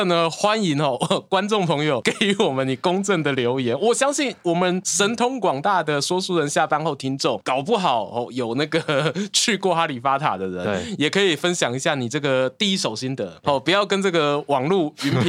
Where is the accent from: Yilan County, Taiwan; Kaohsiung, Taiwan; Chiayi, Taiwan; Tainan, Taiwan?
Yilan County, Taiwan; 我小时候住乡下嘛，住宜兰乡下